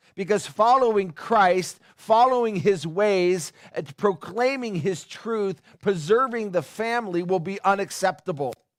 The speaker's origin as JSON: {"language": "English", "town": "Upland", "region": "California", "country": "United States", "tie": "born or raised there", "moved": "yes", "said": "I grew up in Upland."}